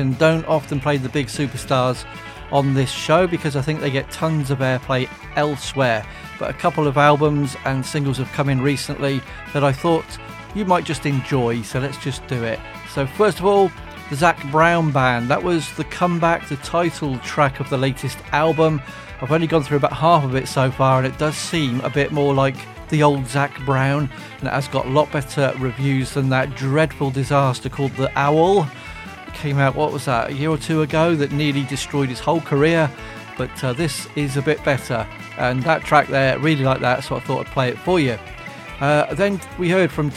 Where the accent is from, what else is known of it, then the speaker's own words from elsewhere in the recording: Frome, South West England, United Kingdom; my hometown here in Frome in the southwest of England